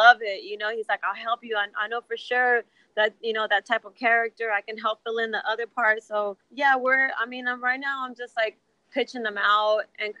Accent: Texas, United States; my family growing up in Texas, first generation Mexican-Americans

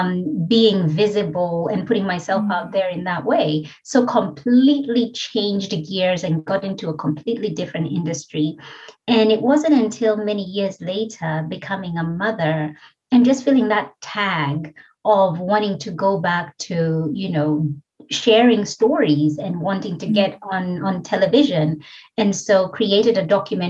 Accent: Kenya; accent: Kenyan; moved away as an adult; now in Australia; I'm originally from Kenya and came to Australia about 22 years ago as an international student to study

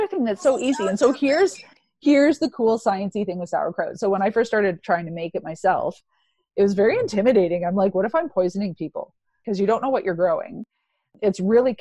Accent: Ontario, Canada; now in Alberta, Canada; I'm from Ontario, so I'm quite familiar with life out there

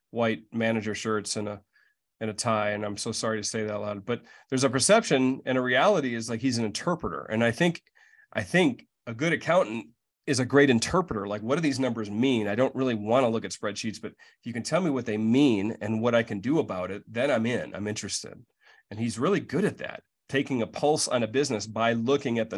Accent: Midwest, United States; because I'm from the Midwest

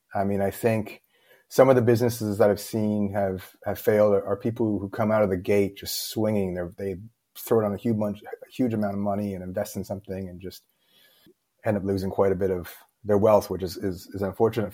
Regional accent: Toronto, Ontario, Canada; moved away as an adult; now in Beijing, China; I'm born and raised in Toronto, Canada.

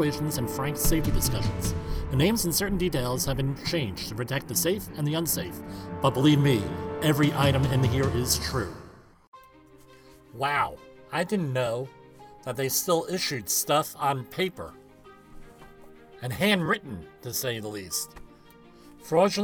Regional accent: New Jersey, United States; I had been born and raised in New Jersey, attended New Jersey schools exclusively

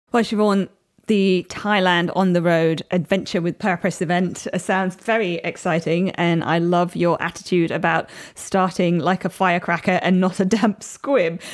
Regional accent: Chennai, Tamil Nadu, India; moved away; I grew up in India, and although it was in the big city of Chennai

